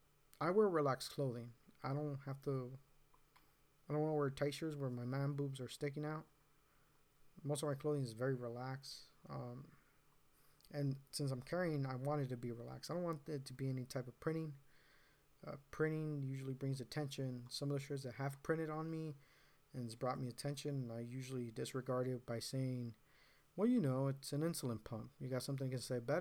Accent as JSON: {"language": "English", "town": "Riverside", "region": "California", "country": "United States", "said": "I'm from Riverside"}